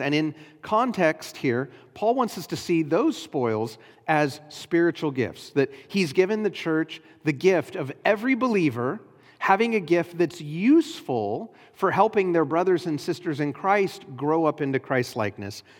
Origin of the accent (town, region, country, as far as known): United States